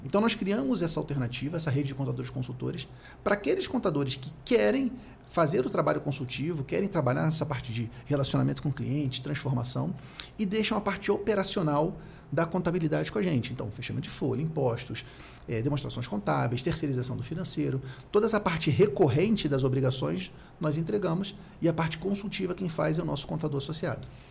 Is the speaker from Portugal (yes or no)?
no; Rio de Janeiro, Brazil; eu sou do Rio de Janeiro, nasci no Rio